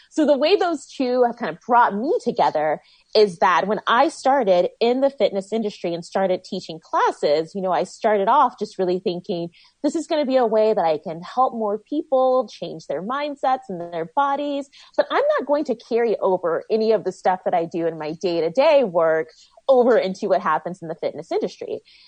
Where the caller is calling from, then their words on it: San Francisco, California, United States; I am in San Francisco in my living room, just finished teaching a live stream workout.